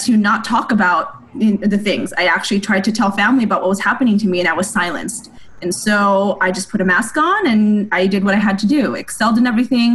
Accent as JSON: {"language": "English", "country": "United States", "said": "I'm Asian American"}